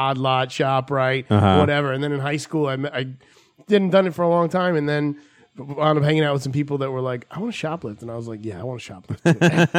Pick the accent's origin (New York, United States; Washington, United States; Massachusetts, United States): New York, United States; I was like from New York coming into New Jersey.